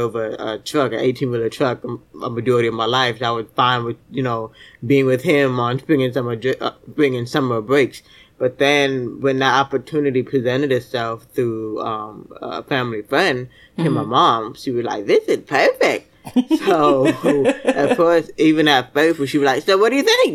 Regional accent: Miami, Florida, United States; also born or lived in Fort Lauderdale, Florida; I grew up in Miami, Fort Lauderdale, Florida.

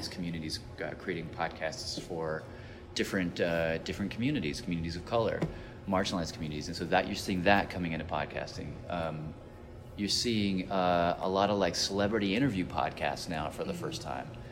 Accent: Nashville, Tennessee, United States; I grew up in Tennessee as a as this Arab kid

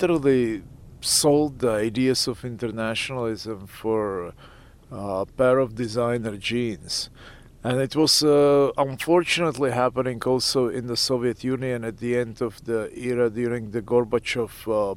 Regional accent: Pilsen, Plzeň Region, Czechia; born or raised there; moved away; also born or lived in Leningrad, Russia

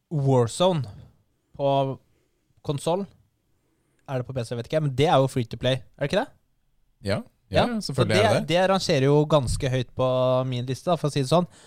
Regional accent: Norway; Vi er, vi er nordmenn, da. Vi er nordmenn.

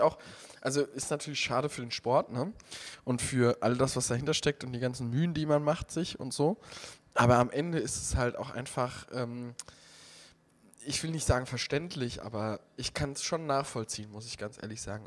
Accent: Heiligenroth area, Rhineland-Palatinate, Germany; moved away; in meiner Heimat Diskussionen um dieses Stückchen Wald da in Heiligenroth

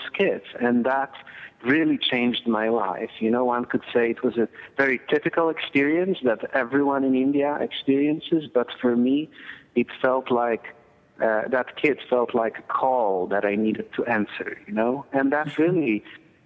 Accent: Poland; moved away; I grew up in Poland during the communist and Soviet era

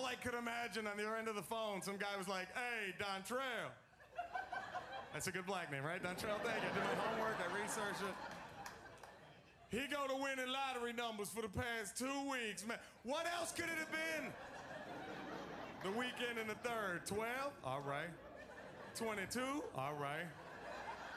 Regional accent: Dallas, Texas, United States; now in Los Angeles, United States; I am originally from Dallas, Texas. I live in Los Angeles now

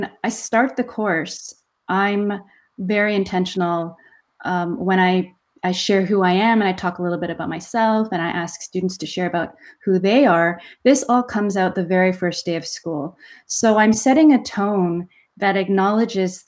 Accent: Canada; as a Canadian Korean

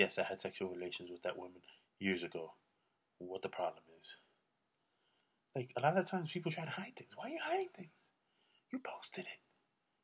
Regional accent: New York, United States; now in California, United States; I'm from New York

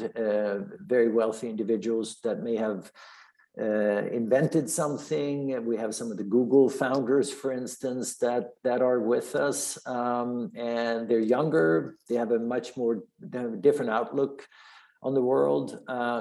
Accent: Stockholm, Stockholm County, Sweden; moved away as an adult; also born or lived in Switzerland; now in United States; I'm originally from Sweden. I'm not an American by birth. I grew up in Stockholm.

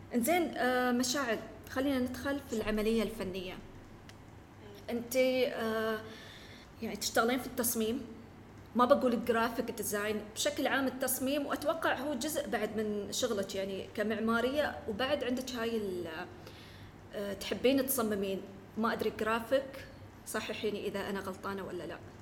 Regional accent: United Arab Emirates; احنا عندنا في الإمارات

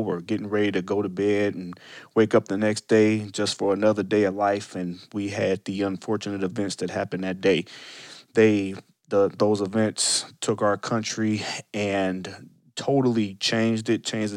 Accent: Cleveland, Ohio, United States; we're both from Cleveland

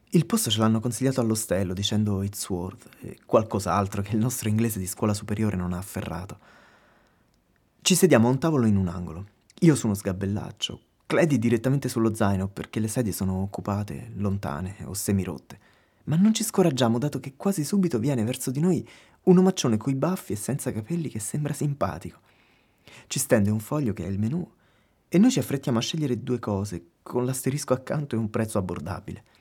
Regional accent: Lazio, Italy; mentre noi veniamo da Roma, vicino Roma. Caput Mundi.

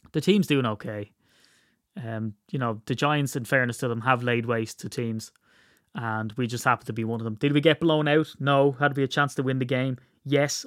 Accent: Ireland; I'm Irish

